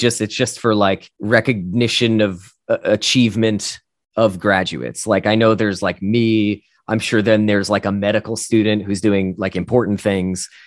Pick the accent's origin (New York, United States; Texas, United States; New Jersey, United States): New Jersey, United States; northern; I grew up in New Jersey, uh, northern, nor, northern, northern New Jersey, to be specific.